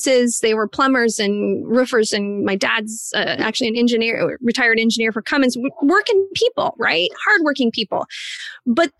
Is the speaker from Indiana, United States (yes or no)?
yes; Indiana, United States; I am from a small town in Indiana